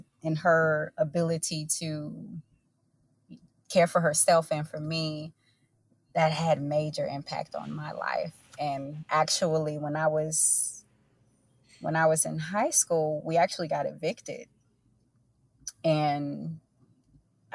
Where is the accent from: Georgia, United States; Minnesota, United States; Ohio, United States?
Georgia, United States; Augusta; I grew up in East Augusta, which is one of the places that it seemed to have been intentionally divested from here in our city